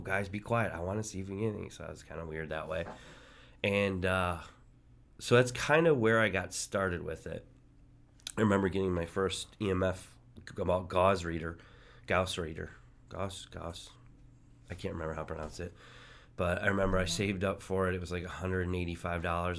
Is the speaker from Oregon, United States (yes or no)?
no; just north of Detroit, Michigan, United States; I grew up just north of Detroit